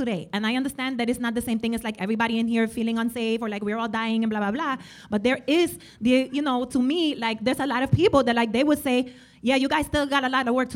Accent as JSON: {"language": "English", "region": "New York", "country": "United States", "said": "I am a New Yorker and everything like that, but really, I mean, my family, I'm Dominican, and I'm also half Puerto Rican"}